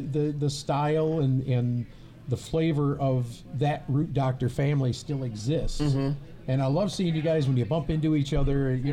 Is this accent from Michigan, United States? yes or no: yes; Michigan, United States; they're going to know that we're from Michigan.